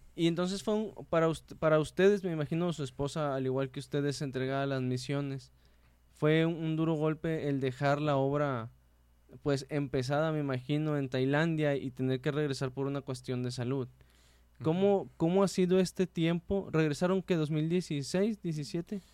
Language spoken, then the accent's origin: Spanish; Mexico; somos mexicanos